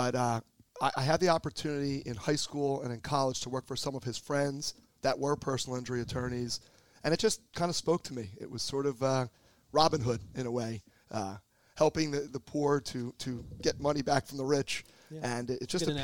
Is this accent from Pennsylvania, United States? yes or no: yes; Philadelphia, Pennsylvania, United States; also born or lived in Montgomery County, Pennsylvania; I am born and raised in Philly